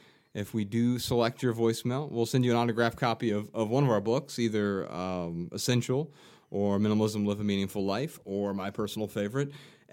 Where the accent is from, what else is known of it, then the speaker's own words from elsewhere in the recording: Ohio, United States; growing up in Ohio